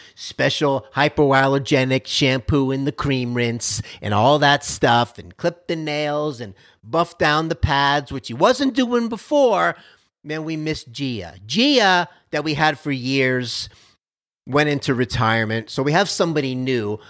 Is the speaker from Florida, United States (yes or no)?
yes; Miami, Florida, United States; now in Dallas, United States; I'm from Miami, Florida. I'm a Miami Dolphin fan by default, even though I'm out here in Dallas